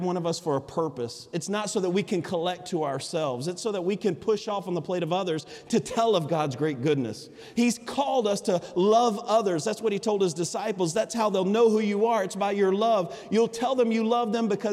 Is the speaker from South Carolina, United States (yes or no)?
no; Alabama, United States; accent: Alabama vernacular; I'm from Alabama